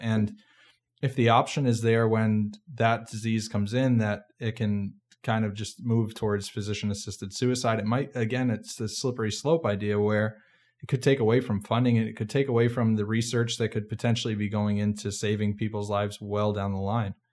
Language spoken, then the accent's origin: English; Massachusetts, United States; moved away; I'm from Massachusetts originally